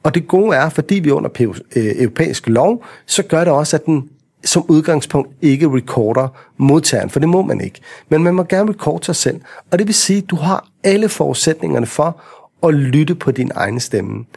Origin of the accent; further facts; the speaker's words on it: Vestegnen, Capital Region of Denmark, Denmark; når vi er fra Vestegnen